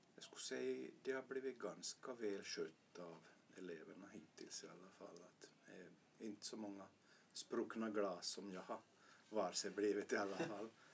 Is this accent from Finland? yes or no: yes; Vörå, Ostrobothnia, Finland; also born or lived in Jakobstad / Vasa; jag är född i Bertby gick i Vörå högstadium